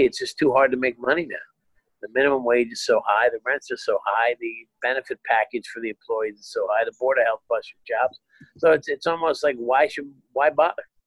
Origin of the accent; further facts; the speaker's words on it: Hazlet, New Jersey, United States; the town I grew up in in Jersey had the last one in the state